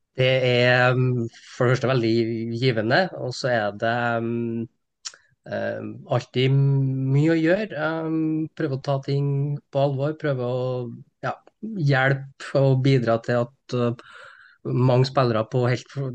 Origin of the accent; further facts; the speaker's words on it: Steinkjer, Trøndelag, Norway; moved away as an adult; now in Trondheim, Norway; Jeg er fra Steinkjer, så jeg er inntrønder, men har bodd egentlig hele mitt voksne liv i, i Trondheim